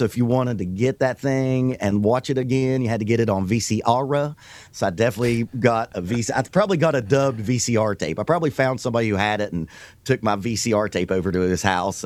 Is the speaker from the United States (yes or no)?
yes; the South, United States; I'm a drummer and I'm from the South